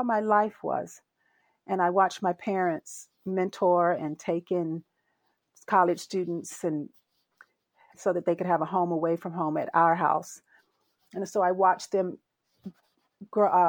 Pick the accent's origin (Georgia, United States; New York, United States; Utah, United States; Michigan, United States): Georgia, United States; Albany; now in California, United States; I grew up in Albany, Georgia